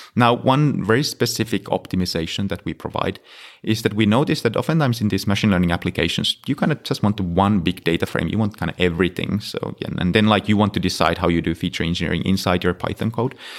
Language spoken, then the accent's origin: English; Finland; moved away; I'm originally from Finland, so I was in, uh, working at University of Helsinki